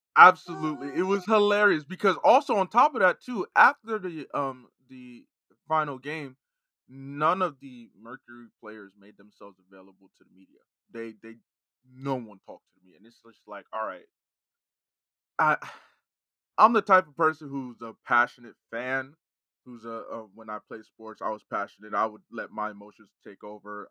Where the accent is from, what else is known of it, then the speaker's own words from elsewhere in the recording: New Jersey, United States; growing up in Jersey